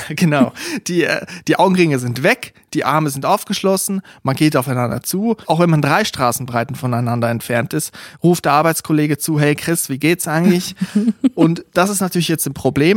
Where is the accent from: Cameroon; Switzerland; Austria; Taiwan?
Switzerland; now in Germany; Also ich bin in der Schweiz aufgewachsen, habe aber einfach ein Teil Familie aus Österreich